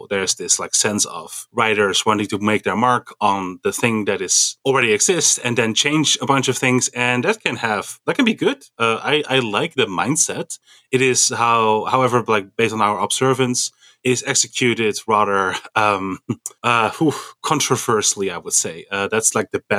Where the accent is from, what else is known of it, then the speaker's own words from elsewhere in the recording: Amsterdam, North Holland, Netherlands; I'm from Amsterdam.